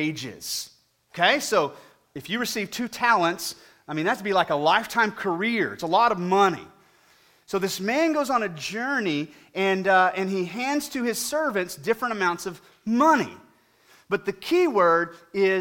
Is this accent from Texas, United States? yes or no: yes; Weatherford, Texas, United States; I grew up in Weatherford, W Town, out here to the west